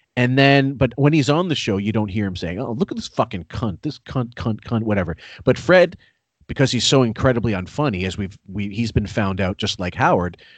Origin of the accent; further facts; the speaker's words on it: Canada; I'm a Canadian